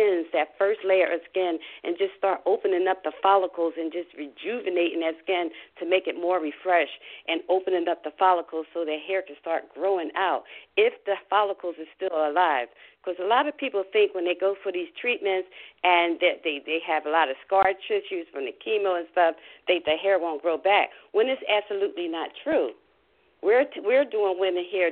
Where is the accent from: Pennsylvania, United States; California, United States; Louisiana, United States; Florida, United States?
Pennsylvania, United States; Philadelphia; now in Tampa, United States; an old girlfriend that I was brought up with in Philadelphia